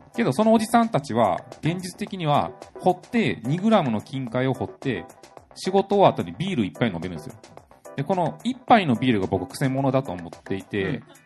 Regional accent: Osaka, Japan; now in Tokyo, Japan; 大阪、自分の地元

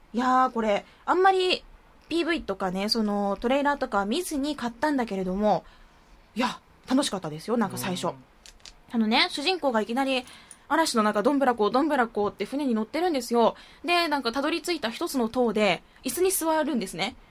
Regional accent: Arao, Kumamoto, Japan; うちの地元じゃないですか。荒尾出身ですから

